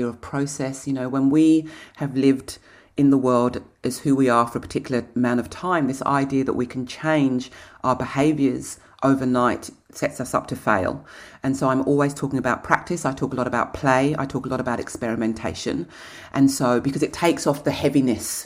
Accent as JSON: {"language": "English", "region": "England", "country": "United Kingdom", "moved": "yes", "said": "I'm English"}